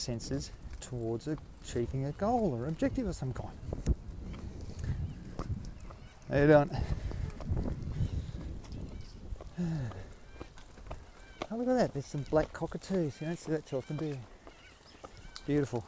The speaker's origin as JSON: {"language": "English", "country": "Australia", "said": "I'm Australian. Australia, mate."}